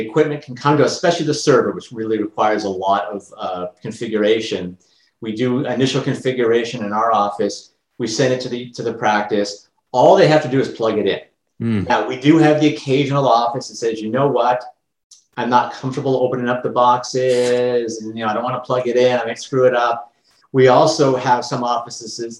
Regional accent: Canada; I'm Canadian and I've got lots of Canadian clients

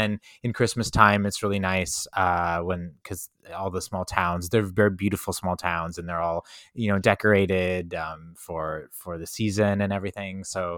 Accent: Canada; I'm Canadian, right? We're trying to be like humble.

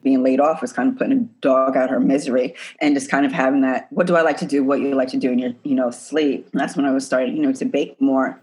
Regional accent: New York City, New York, United States; I grew up in the Bronx in New York

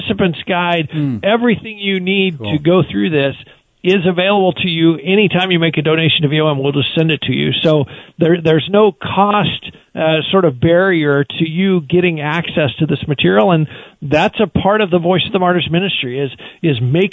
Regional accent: United States; as American Christians

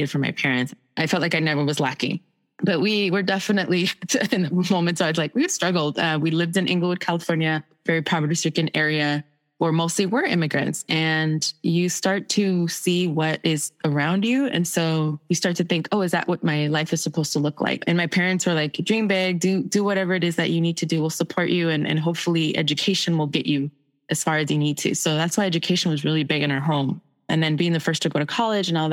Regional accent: El Salvador; moved away; I'm from El Salvador. So most of my family fled during the Civil War.

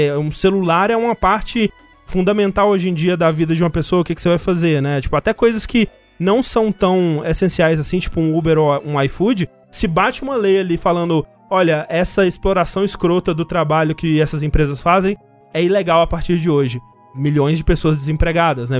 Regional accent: Brazil; a gente aqui, né, que tá falando isso é brasileiro

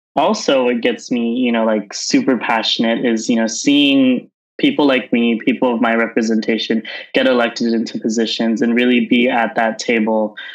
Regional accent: Southern California, United States; moved away as an adult; also born or lived in Bay Area, California; now in San Francisco, United States; I grew up in Southern California and moved up to the Bay Area uh, a few years ago

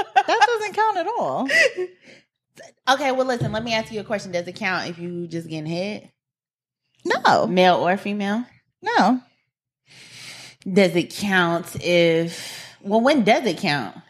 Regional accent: Atlanta, Georgia, United States; moved away as an adult; now in Charlotte, United States; I'm from Atlanta. Been in Charlotte about maybe a year and a half.

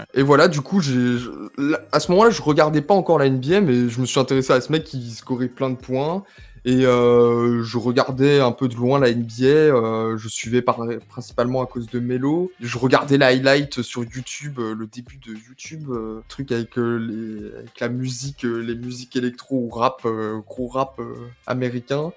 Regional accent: Strasbourg, Grand Est, France; j'étais de Strasbourg

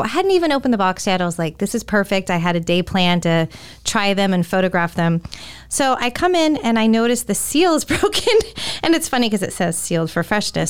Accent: California, United States; moved away as an adult; also born or lived in Florida; now in Tampa Bay, United States; growing up in California, Delta was one of the airlines I always flew

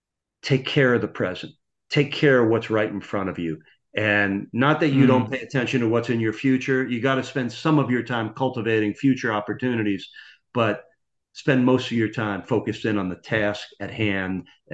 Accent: Massapequa, New York, United States; I grew up in Massapequa, New York.

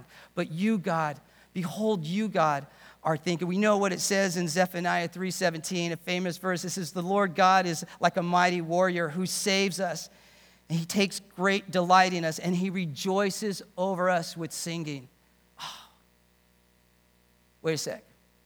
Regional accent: England, United Kingdom; I'm from a British home, born in England.

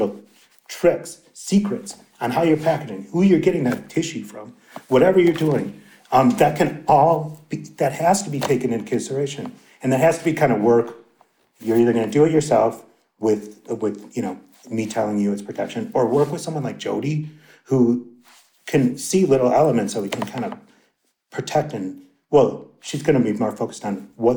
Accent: Milwaukee, Wisconsin, United States; moved away; also born or lived in New York City; I'm from Wisconsin originally, but I've spent plenty of time in New York City

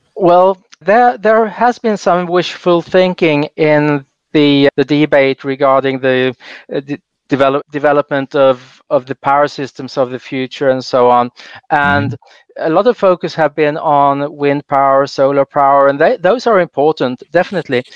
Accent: Sweden; I grew up in Sweden

